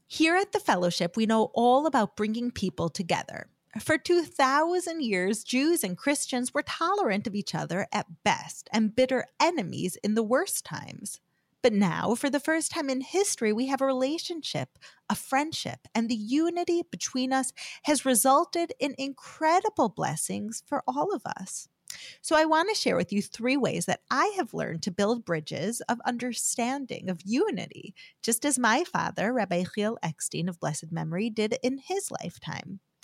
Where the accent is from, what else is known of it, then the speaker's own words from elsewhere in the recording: United States; moved away as an adult; now in Israel; when I was growing up in America